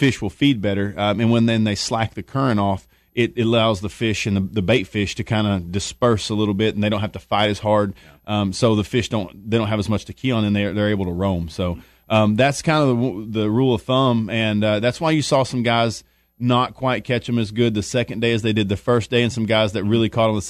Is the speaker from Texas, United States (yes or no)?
yes; Texas, United States; You know, I'm from Texas, and right now you wake up and it's about 100